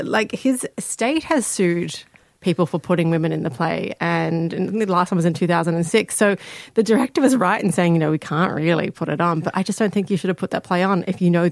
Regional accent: Australia; I'm Australian

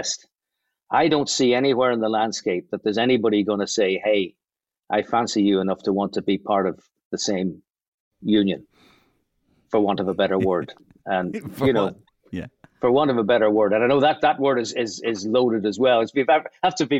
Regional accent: Belfast, Northern Ireland, United Kingdom; I'm from East Belfast

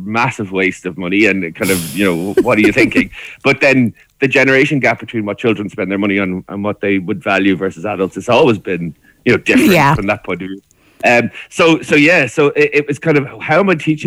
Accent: Ireland; as Irish people

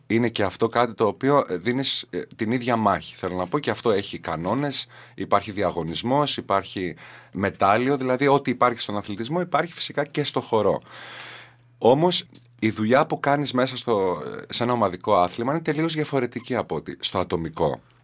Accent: Katerini, Central Macedonia, Greece; moved away; Γεννήθηκα και μεγάλωσα στην Κατερίνη

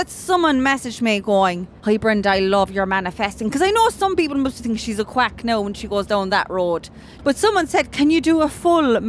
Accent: Ballydesmond, County Cork, Ireland; moved away; the last time I was home in Ballydesmond

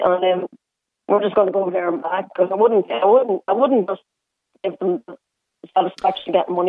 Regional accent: Ireland; I'm from Ireland, but I would never stay in Dublin regardless, because you can't afford the Dublin prices

